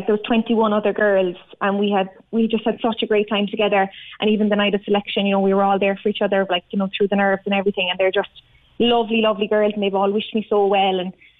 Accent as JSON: {"language": "English", "town": "Ballincollig", "region": "Munster", "country": "Ireland", "tie": "born or raised there", "also_born_or_lived": "Ovens", "said": "I'm from Ballincollig. I grew up in Ballincollig. I'm living out in Ovens now with my boyfriend, Michael."}